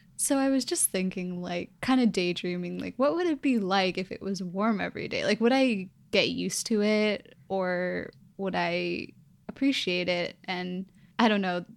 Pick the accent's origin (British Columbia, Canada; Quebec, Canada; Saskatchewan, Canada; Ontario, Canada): British Columbia, Canada; Vancouver; also born or lived in Edmonton, Alberta; I'm from Vancouver